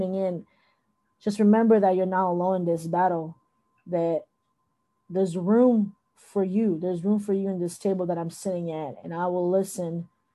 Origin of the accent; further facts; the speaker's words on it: Thailand; moved away; also born or lived in Philippines; I was born in the Philippines, but I grew up in Thailand.